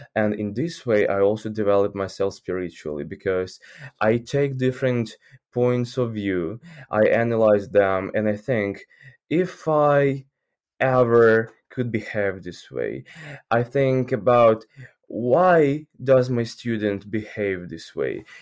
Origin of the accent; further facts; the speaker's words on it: Ukraine; English is a second language; I'm from Ukraine